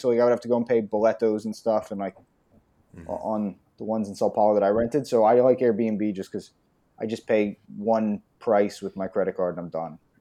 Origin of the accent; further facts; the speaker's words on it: outside Philadelphia, Pennsylvania, United States; moved away as an adult; now in Brazil; I grew up outside of Philadelphia